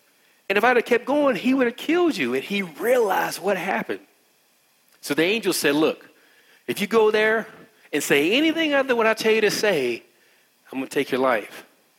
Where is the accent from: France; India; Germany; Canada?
India; I don't even do yoga, and I'm Indian.